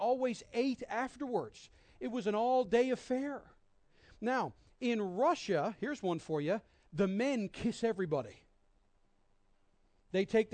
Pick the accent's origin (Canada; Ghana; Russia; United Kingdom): Canada; Newfoundland and Labrador; also born or lived in Minneapolis; I grew up here in Newfoundland, had never been outside much of this city. And at 17, moved to Minneapolis